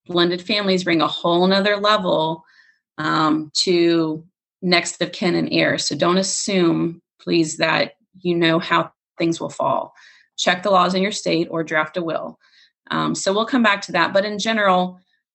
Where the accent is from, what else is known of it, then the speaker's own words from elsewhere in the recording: Florida, United States; I'm from Florida